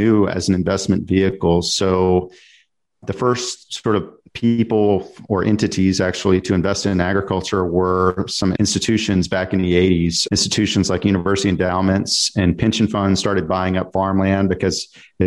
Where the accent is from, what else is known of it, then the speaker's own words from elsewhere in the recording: Dallas, Texas, United States; I'm from Dallas-Fort Worth